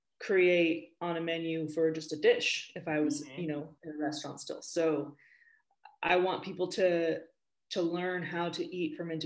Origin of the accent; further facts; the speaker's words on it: Spain; also born or lived in California, United States; So I grew up in Spain and in California.